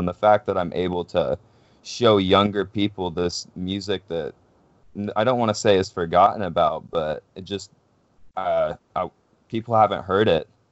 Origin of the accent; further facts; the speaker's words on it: Pacific Northwest, United States; we're from the Pacific Northwest